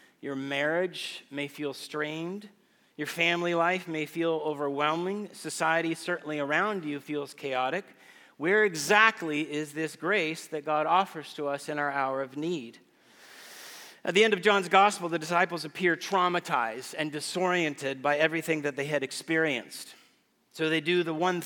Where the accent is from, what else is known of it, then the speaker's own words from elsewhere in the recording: Guatemala; moved away as an adult; also born or lived in Texas; now in Austin, United States; As a child growing up in Guatemala, I attended a private